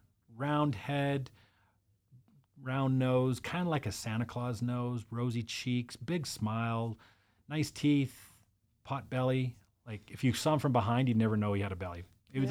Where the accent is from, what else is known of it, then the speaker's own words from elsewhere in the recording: British Columbia, Canada; So my mom's American. I was born in Canada and it was just us.